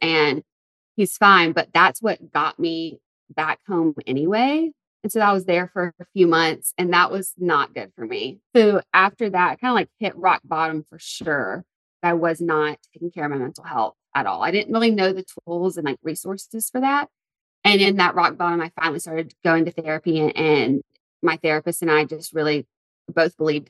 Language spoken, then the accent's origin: English; Tuscaloosa, Alabama, United States; moved away as an adult; also born or lived in Santa Monica, California; I moved from Tuscaloosa, Alabama. I went to school at the University of Alabama. That's where I'm from. And that was a 15-minute drive away from home.